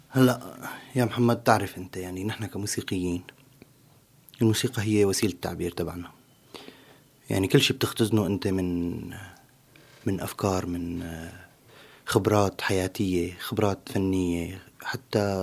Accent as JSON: {"language": "Arabic", "country": "Syria", "moved": "as an adult", "lives_now": "Turkey", "said": "اول ما طلعت من سوريا واجيت على تركيا"}